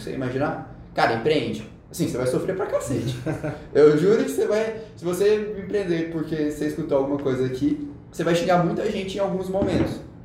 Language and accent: Portuguese; Goiânia, Goiás, Brazil; now in São Paulo, Brazil; sou de Goiânia